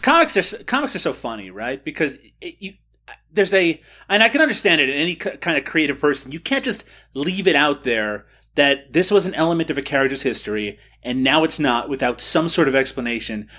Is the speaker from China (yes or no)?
no; Kelligrews, Newfoundland and Labrador, Canada; my hometown, Kelligrews, Newfoundland